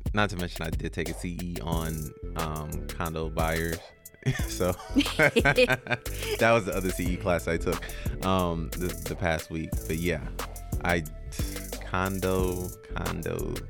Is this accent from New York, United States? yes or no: no; Atlanta, Georgia, United States; I was a young male growing up in Atlanta